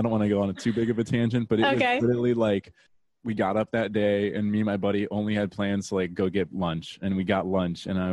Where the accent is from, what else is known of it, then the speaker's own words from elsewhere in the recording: Tampa Bay area, Florida, United States; I am from the Tampa Bay area in Florida, good old Florida